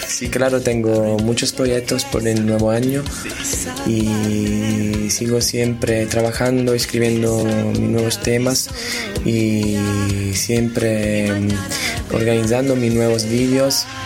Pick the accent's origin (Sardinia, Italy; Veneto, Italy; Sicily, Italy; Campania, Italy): Campania, Italy; Naples; Spanish is a second language; yo soy de Nápoles, soy italiano